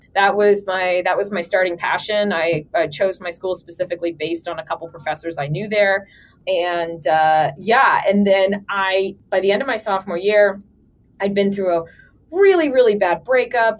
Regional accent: Atlanta, Georgia, United States; moved away as an adult; also born or lived in Bloomington, Indiana; now in Columbus, United States; originally I'm from Atlanta

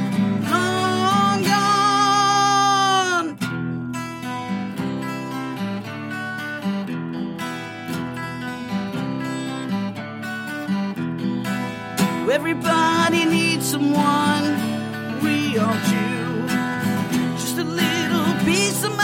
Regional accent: Detroit, Michigan, United States; I was born in Detroit. I wasn't born in the suburbs

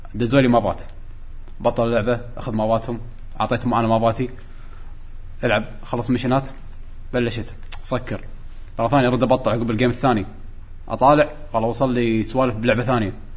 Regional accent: Kuwait; أنا جاي من الكويت

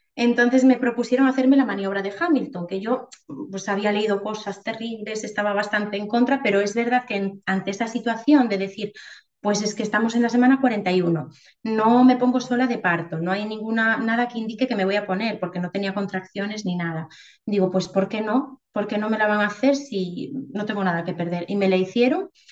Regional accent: Galicia, Spain; moved away as an adult; also born or lived in Madrid / Ourense; nos volvimos para Galicia

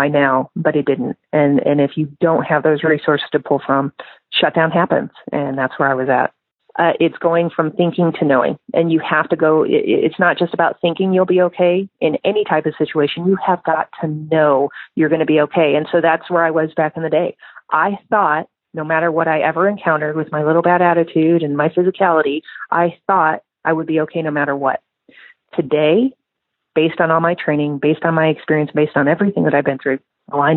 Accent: Midwest, United States; I'm from the Midwest

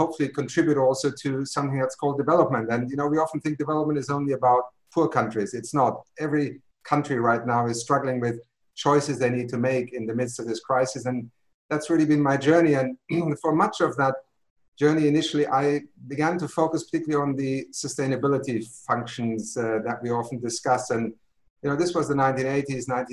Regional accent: Brazil; moved away; I was born in Brazil on a farm where there was no electricity.

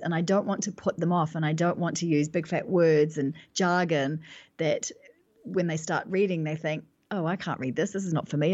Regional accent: New Zealand; moved away as an adult; now in London, United Kingdom; I live in London, but I'm actually from New Zealand, and, and I've been living in, in London for the last, uh, ten years approximately

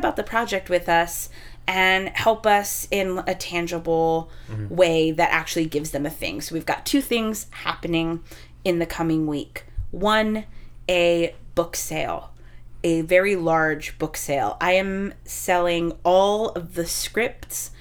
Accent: Texas, United States; moved away; I'm from Texas

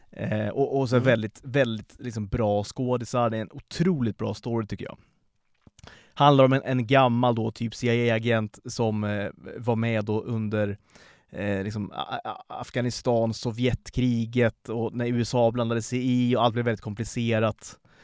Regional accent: Sweden

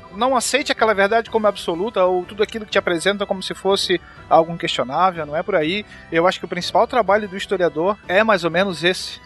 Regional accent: Santa Catarina, Brazil; eu sou de Santa Catarina

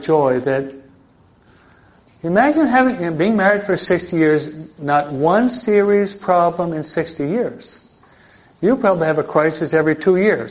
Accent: East Coast, United States; now in California, United States; I'm from the East Coast

